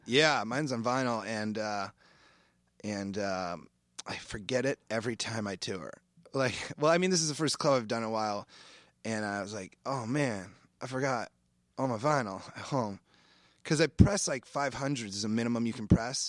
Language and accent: English; Iowa, United States; moved away; I grew up in Iowa fishing a lot